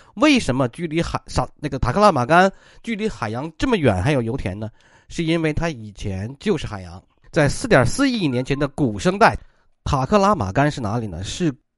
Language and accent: Chinese; Inner Mongolia, China; 我老家的内蒙古的库布齐沙漠